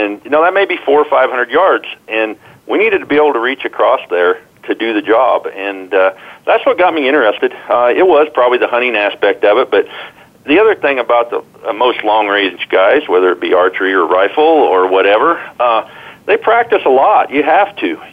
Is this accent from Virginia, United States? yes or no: no; Iowa, United States; I grew up in Iowa